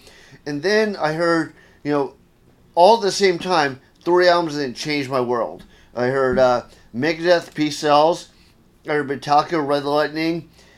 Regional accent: Gainesville, Florida, United States; This, well, everywhere, because my dad's Army. Oh, so okay. Most of this happened in Gainesville, Florida.

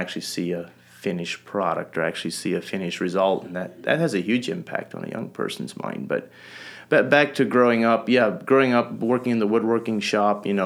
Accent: North Missouri, United States; also born or lived in Holmes County, Ohio; I grew up Amish here in North Missouri. I was born and raised in Holmes County, Ohio, when I was around 6 years old. My family, as in with a lot of families are doing, moved out to the Midwest

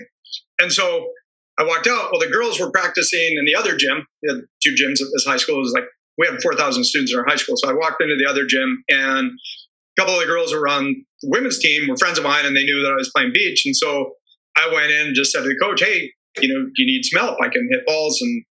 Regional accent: Calabasas, California, United States; moved away; I grew up in Southern California.

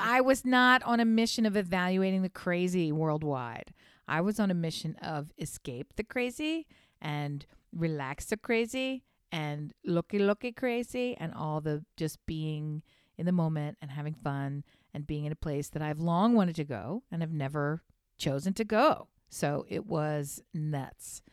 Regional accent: United States; being an American

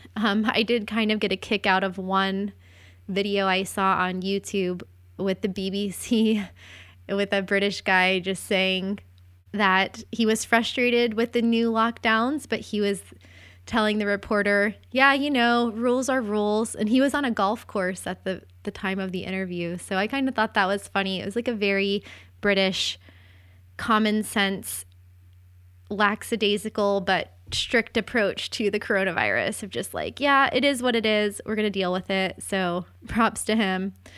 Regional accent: St. Augustine, Florida, United States; moved away; I am from St. Augustine, Florida

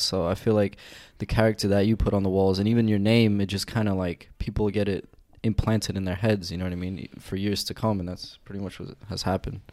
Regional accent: New York City, New York, United States; I'm from South Brooklyn by Coney Island

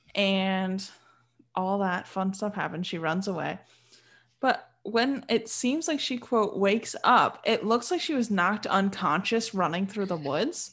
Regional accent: Michigan, United States; I'm from Michigan and Michigan has a lot of hunting grounds

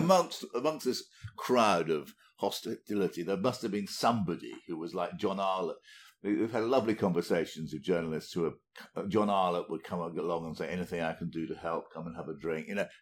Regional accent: United Kingdom; I'm from Britain.

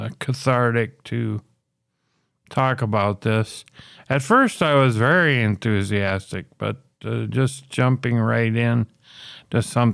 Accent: Minnesota, United States; But it's even a lot better than my home state of Minneapolis

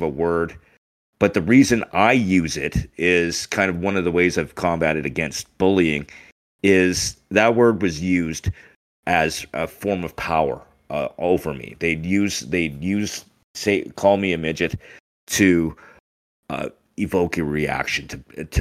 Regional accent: Taber, Alberta, Canada; also born or lived in Winnipeg, Manitoba; So actually, I was born in Winnipeg. Both my parents were originally from Winnipeg. When I was about 6 years old, we moved, and we've been in Alberta ever since. I grew up in Tabor.

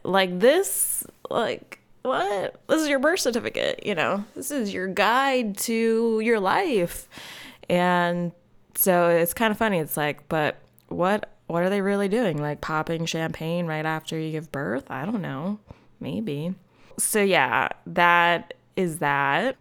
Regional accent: North Wales, Pennsylvania, United States; I grew up in North Wales

